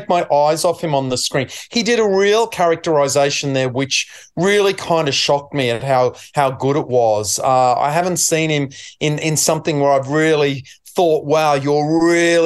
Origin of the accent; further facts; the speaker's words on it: Queensland, Australia; being a Queenslander